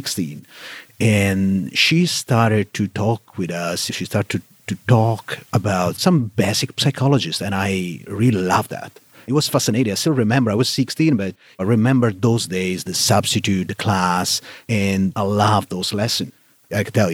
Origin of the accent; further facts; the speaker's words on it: Italy; accent: Italianish; English is a second language; moved away as an adult; now in Texas, United States; my accent is still a bit Italianish